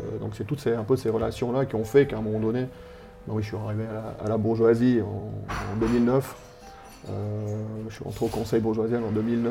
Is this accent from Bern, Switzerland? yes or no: no; Sierre, Valais, Switzerland; also born or lived in Chalais; j'ai grandi à Grange, tout le temps grandi à Grange, j'ai fait toutes mes classes là.